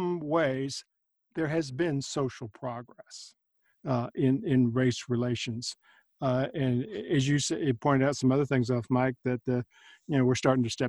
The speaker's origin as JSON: {"language": "English", "town": "San Antonio", "region": "Texas", "country": "United States", "tie": "born or raised there", "said": "I grew up in South Texas in San Antonio in the 50s and 60s"}